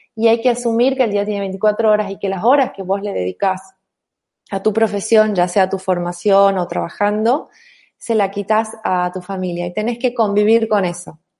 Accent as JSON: {"language": "Spanish", "region": "Tucumán", "country": "Argentina", "also_born_or_lived": "Buenos Aires", "accent": "tonada", "said": "yo soy tucumana, yo soy mujer"}